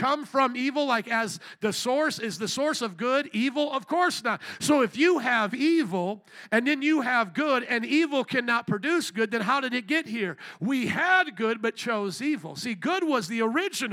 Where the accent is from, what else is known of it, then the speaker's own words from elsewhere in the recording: Indiana, United States; moved away; I grew up in Indiana, a lot more country than this